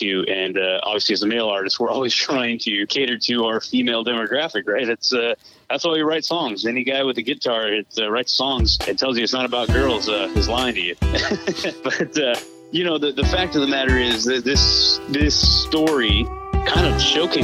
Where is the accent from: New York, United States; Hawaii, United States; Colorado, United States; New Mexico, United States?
New Mexico, United States; southern; moved away; southern New Mexico area, I'm going to be coming back to my hometown